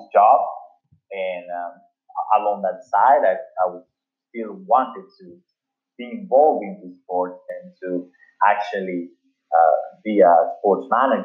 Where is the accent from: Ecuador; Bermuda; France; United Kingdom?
Ecuador; Guayaquil, Guayas; So, I grew up in, I was born in Guayaquil, Ecuador.